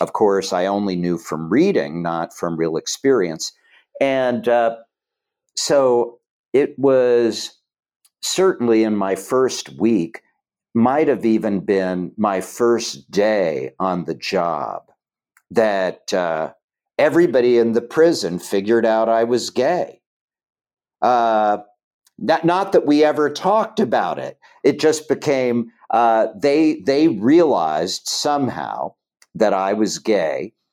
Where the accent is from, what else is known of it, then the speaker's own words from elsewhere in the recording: Chillicothe, Ohio, United States; moved away; I grew up in Chillicothe, Ohio